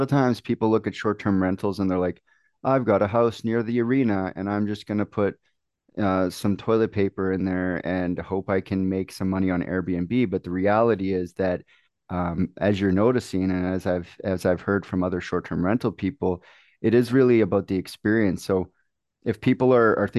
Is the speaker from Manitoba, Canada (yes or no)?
yes; Manitoba, Canada; I'm from Manitoba.